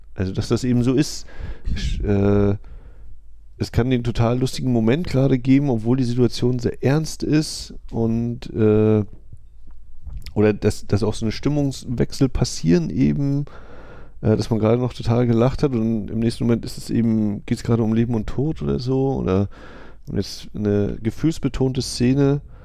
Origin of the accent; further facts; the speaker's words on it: Germany; als Deutscher